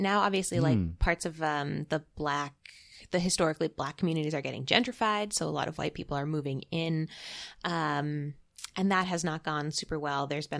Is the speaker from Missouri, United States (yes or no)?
no; Massachusetts, United States; moved away as an adult; also born or lived in Boston; now in Austin, United States; So I'm originally from Massachusetts. So I grew up in the Northeast, classic liberal. And then I moved to Texas